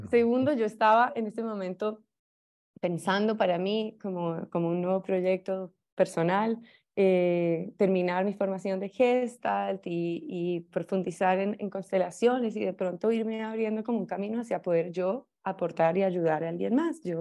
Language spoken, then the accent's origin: Spanish; Colombia; Soy colombiana y fui, digamos, alumna tuya